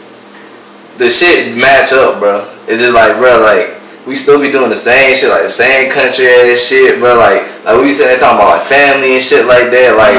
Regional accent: Charleston, South Carolina, United States; accent: Geechee; I'm from Charles, South Carolina

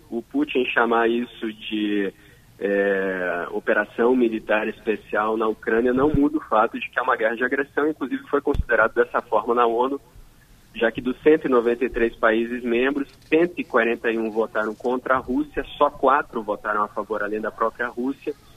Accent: Erechim, Rio Grande do Sul, Brazil; moved away; eu sou do Rio Grande do Sul.

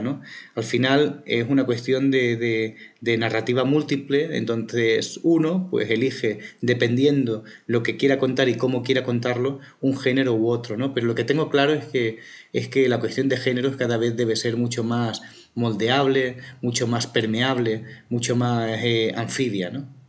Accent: Barcelona, Catalonia, Spain; also born or lived in Plasencia, Extremadura, Spain; Barcelona siempre había sido una ciudad muy importante para mí, pasé buena parte de mi infancia

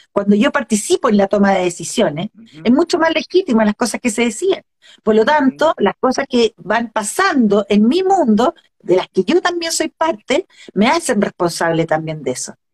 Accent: Chile; lo que somos como, como chilenos

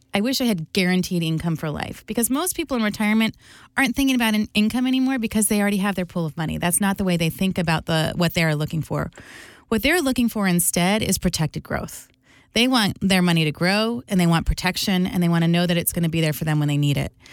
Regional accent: New Jersey, United States; I grew up in New Jersey

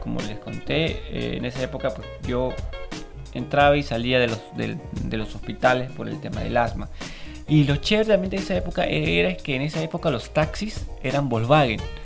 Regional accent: Lima, Peru; parte de nuestra historia como limeños, porque esta Feria del Hogar se daba en Lima

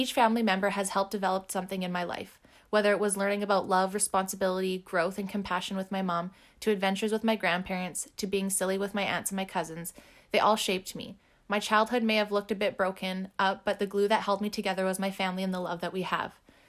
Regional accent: Port Alberni, British Columbia, Canada; I was born and raised on Vancouver Island, in December 1986 specifically, making me currently 34 years old. I started my little life in a tiny valley called Port Alberni

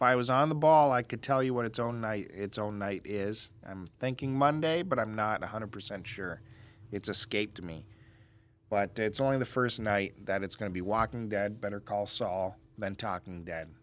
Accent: Canada

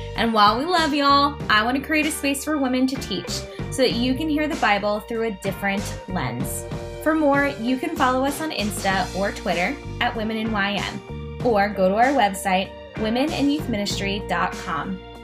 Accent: Ferguson, Missouri, United States; moved away; I grew up in Ferguson, and not being home for the uprising

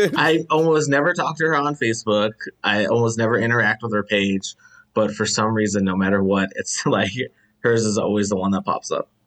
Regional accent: Chicago, Illinois, United States; I'm the only, um, person from Chicago

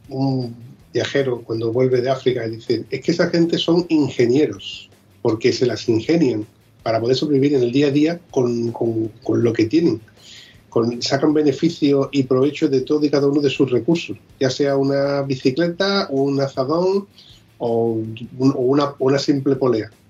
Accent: southern Spain, Spain; Eso es típico de aquí del sur, que no tenemos cabeza.

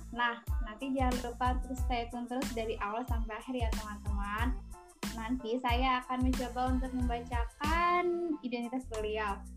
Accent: West Java, Indonesia; Ini kan gue dari

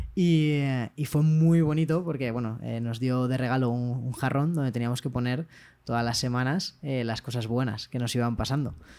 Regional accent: Valencia, Valencian Community, Spain; Enrique y yo somos de Valencia

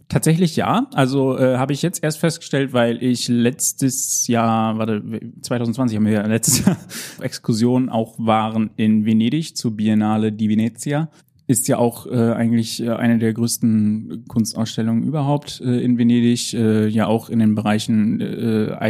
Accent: Haren, Lower Saxony, Germany; now in Münster, Germany; Ja, also ursprünglich komme ich halt äh, auch eher aus dem Norden Deutschlands, also ich komme aus dem Emsland

